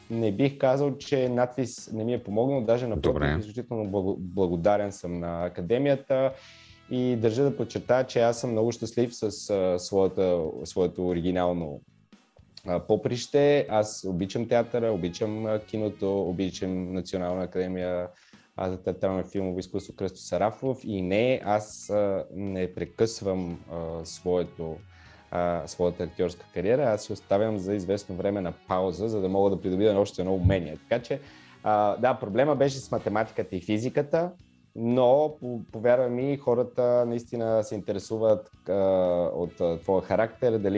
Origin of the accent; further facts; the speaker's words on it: Bulgaria; Тук има, аз не съм единствения българин, има много готини а, момчета и момичета, които ще стават пилоти също така.